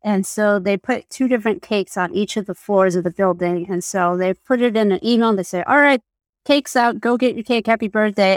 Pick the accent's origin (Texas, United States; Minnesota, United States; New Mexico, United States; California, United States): New Mexico, United States; moved away; I'm from New Mexico